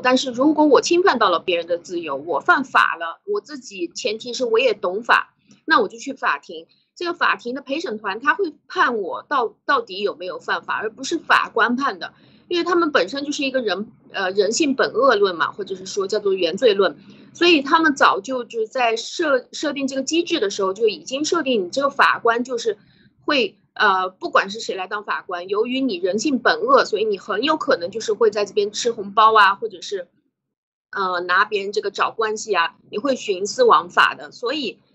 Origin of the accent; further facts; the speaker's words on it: China; moved away; 我们中国人也是没有这个概念